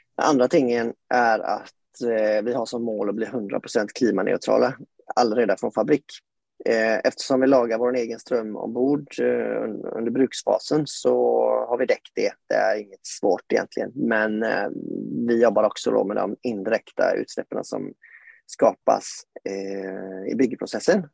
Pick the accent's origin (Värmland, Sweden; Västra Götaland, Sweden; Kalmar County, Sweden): Västra Götaland, Sweden; Gothenburg; now in Tønsberg, Norway; jeg er som dere hører svensk, kanskje. Jeg er født og oppvokst eh, i Göteborg, på vestkysten